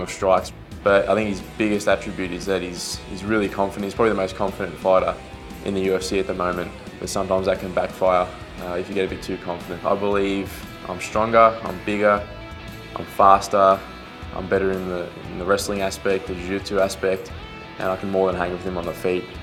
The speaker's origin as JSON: {"language": "English", "town": "Melbourne", "region": "Victoria", "country": "Australia", "tie": "born or raised there", "said": "I guess I was a hometown kid. I live half an hour from the stadium"}